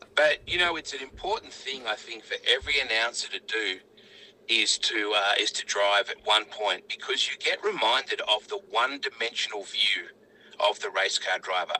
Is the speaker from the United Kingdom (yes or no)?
no; Australia; We came all the way from Australia